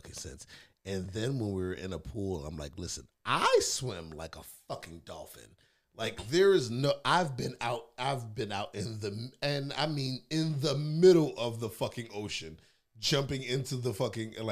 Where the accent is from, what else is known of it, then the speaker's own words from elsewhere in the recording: New York City, New York, United States; I might be a city boy, born and raised in Brooklyn